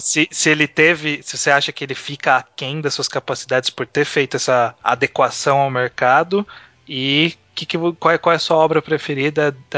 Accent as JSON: {"language": "Portuguese", "region": "interior of São Paulo", "country": "Brazil", "said": "Eu também sou do interior, não chega aqui. É, quer dizer, eu sou do interior de São Paulo"}